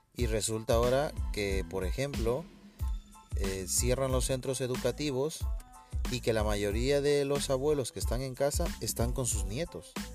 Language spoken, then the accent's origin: Spanish; Ecuador; yo soy de Ecuador